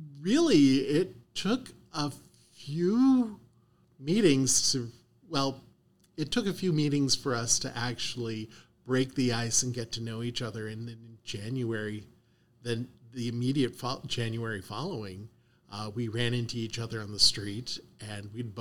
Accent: Canada; also born or lived in Ohio / Cincinnati; now in Arizona, United States; I'm a dual citizen. I was born and raised in Canada.

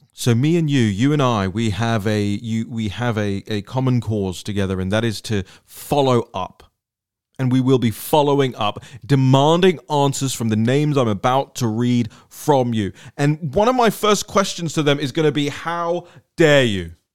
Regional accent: London, United Kingdom; moved away as an adult; now in Washington, D.C., United States; I grew up, I was born and raised in London

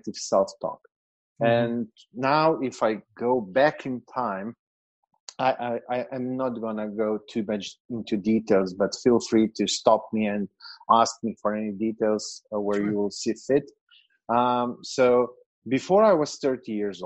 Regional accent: Slovenia; moved away as an adult; now in Serbia; I'm from Slovenia, which is a very, very small country in Eastern Europe, just 2 million people.

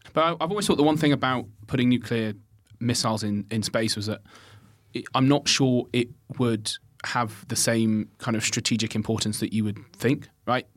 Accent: Birmingham, West Midlands, United Kingdom; I grew up in Birmingham

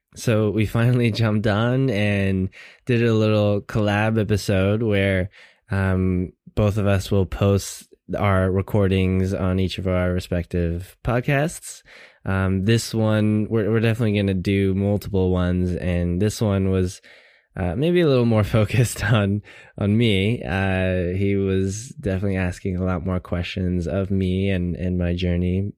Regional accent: Seattle, Washington, United States; Born and raised in Seattle, um, all my life

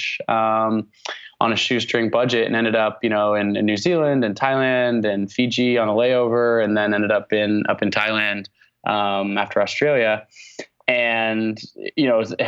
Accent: Portland, Oregon, United States; also born or lived in Olympia, Washington; I grew up in the Pacific Northwest, was born on a hippie commune in Olympia, Washington, but moved to Portland, Oregon when I was about 9 months old. So I consider Portland, Oregon to be my hometown

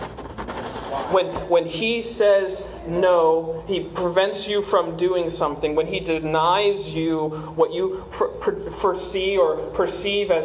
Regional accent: South Carolina, United States; moved away as an adult; now in Southwest Ranches, United States; I'm originally from South Carolina. I moved down here a couple years ago with my wife

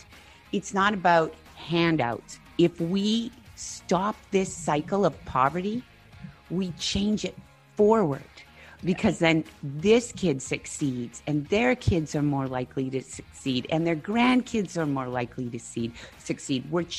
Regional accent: Edmonton, Alberta, Canada; Because I was one of those kids. I grew up in Edmonton's northeast end. My mother was a teen mom runaway.

